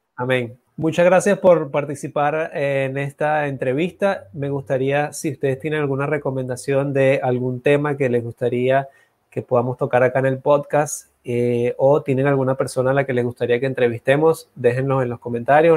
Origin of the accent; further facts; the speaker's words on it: Venezuela; moved away as an adult; now in Dominican Republic; yo también soy, vengo de allá de Venezuela, tengo ya cuatro años, voy para acá, a estar acá en República Dominicana. Eh, por lo tanto, Venezuela es mi cuna, mi casa